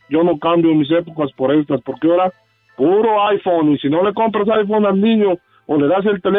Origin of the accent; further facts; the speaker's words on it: State of Mexico, Mexico; moved away; del Estado de México